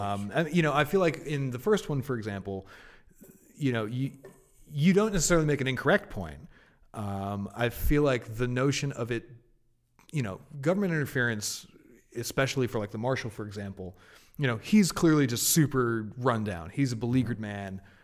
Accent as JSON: {"language": "English", "area": "Martha's Vineyard", "region": "Massachusetts", "country": "United States", "tie": "born or raised there", "also_born_or_lived": "Boston", "moved": "as an adult", "said": "so I'm originally from Massachusetts. Um, my early years were spent, uh, on Martha's Vineyard off Cape Cod."}